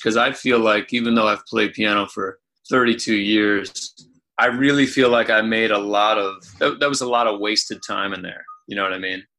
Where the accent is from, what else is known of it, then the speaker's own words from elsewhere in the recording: Anderson, Indiana, United States; I grew up in Indiana in Anderson